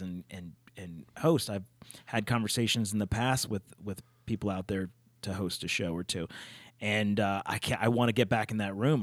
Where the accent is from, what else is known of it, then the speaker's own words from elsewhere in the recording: Pittsburgh, Pennsylvania, United States; I'm from Pittsburgh